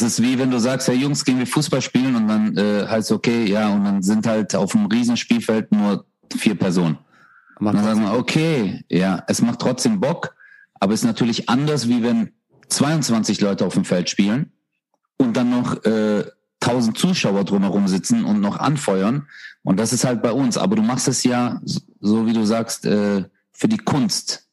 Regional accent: Stuttgart, Baden-Württemberg, Germany; bei uns in Stuttgart

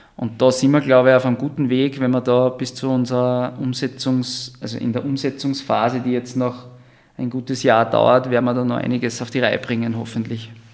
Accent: Styria, Austria; moved away as an adult; also born or lived in Vienna, Austria; now in Zell am See, Austria; ich bin aus der Steiermark eigentlich habe vorher in Wien

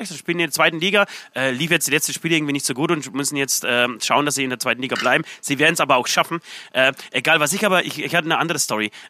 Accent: Poland; Äh, aus Polen. Äh, erwähne ich jetzt nicht jedes Mal.

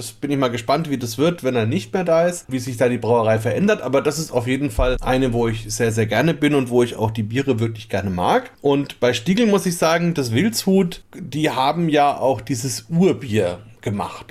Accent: Bamberg, Bavaria, Germany; bei uns in Franken, eben wenn bei uns in Bamberg

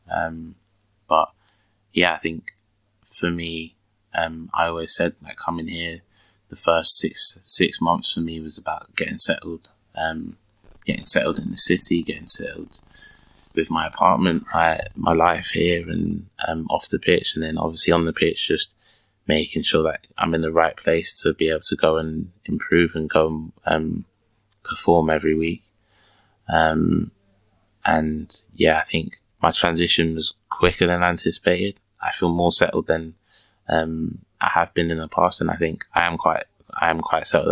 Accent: England, United Kingdom; accent: London; moved away as an adult; now in Germany; back home we, as English people

